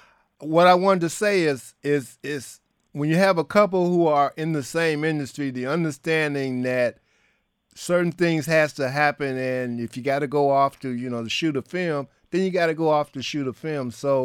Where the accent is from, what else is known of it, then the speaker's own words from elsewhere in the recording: Detroit, Michigan, United States; You're in my hometown.